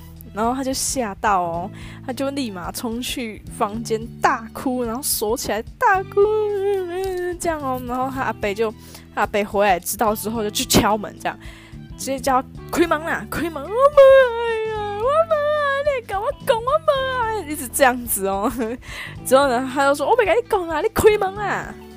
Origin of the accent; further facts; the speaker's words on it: countryside near Beigang, Yunlin County, Taiwan; 我们那边是乡下地方，其实真的没有什么好逛的，所以我们都会搭公车到嗯。北港